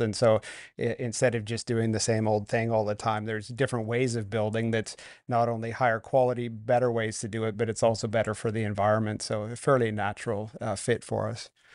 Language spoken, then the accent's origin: English; Vancouver, British Columbia, Canada; also born or lived in North Carolina; I grew up here in Vancouver